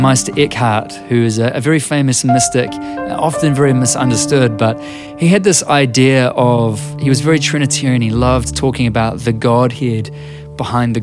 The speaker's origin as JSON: {"language": "English", "country": "New Zealand", "said": "I'm a musician and a writer from Aotearoa, New Zealand"}